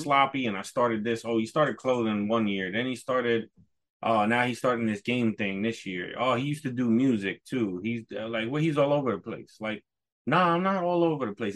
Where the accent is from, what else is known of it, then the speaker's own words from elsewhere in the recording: New York, United States; moved away; also born or lived in Poconos / Maine; growing up in New York